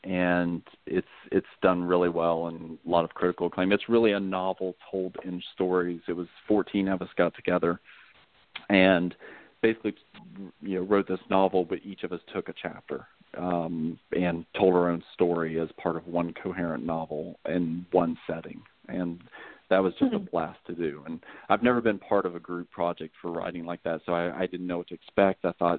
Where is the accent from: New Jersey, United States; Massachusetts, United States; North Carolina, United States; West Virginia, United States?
West Virginia, United States; also born or lived in Pennsylvania; I mean, my wife is originally from Poland. I'm originally from West Virginia. But we've lived up north. We've lived in Virginia. We've lived in Pennsylvania. We've moved around